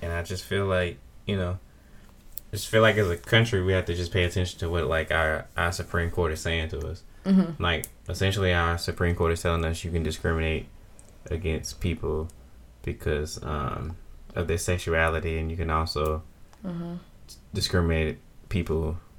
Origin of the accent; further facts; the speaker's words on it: United States; as an American.